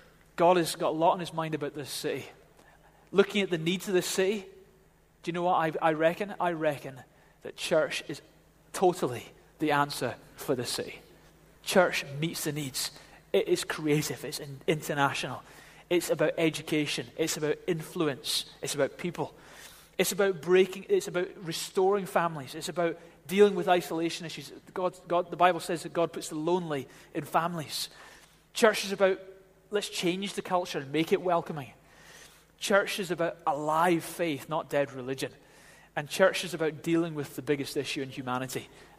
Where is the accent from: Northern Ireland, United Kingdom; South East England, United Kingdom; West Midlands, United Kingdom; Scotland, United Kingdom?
Scotland, United Kingdom; Glasgow; now in Edinburgh, United Kingdom; Edinburgh, you know, I came from Glasgow, I'm a Ouija. And in Glasgow, they say, come in and have your tea.